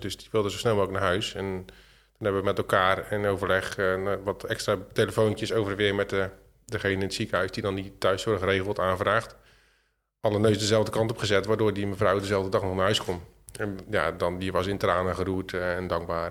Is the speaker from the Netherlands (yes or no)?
yes; Zwijndrecht, South Holland, Netherlands; ik kom uit Zwijndrecht